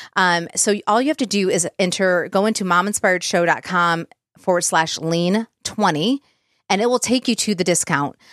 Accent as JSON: {"language": "English", "region": "Michigan", "country": "United States", "moved": "yes", "lives_now": "Tennessee, United States", "said": "we're, we're from Michigan, but live in Tennessee"}